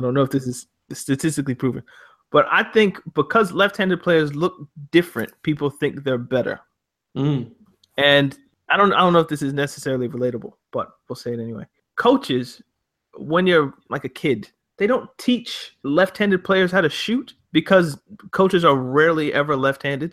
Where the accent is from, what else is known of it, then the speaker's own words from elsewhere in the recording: Canada; When I was growing up in Canada